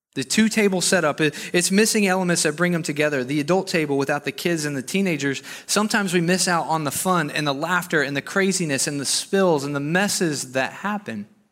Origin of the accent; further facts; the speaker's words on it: Arkansas, United States; moved away as an adult; I'm from Arkansas